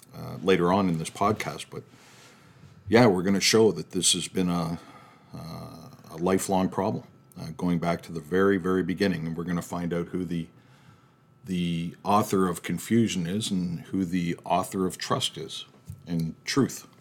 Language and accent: English; Canada; we're from Canada